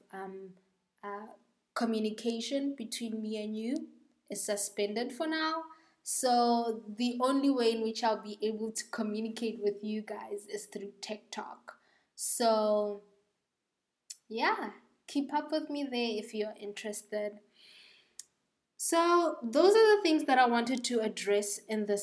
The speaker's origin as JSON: {"language": "English", "country": "South Africa", "said": "South Africa, my home country"}